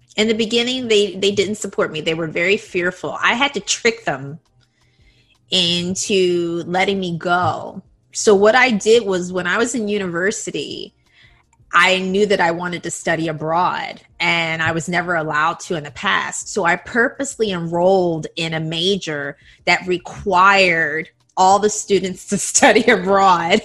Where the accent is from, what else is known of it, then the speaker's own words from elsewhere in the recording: United States; moved away as an adult; now in Taiwan; I grew up in the United States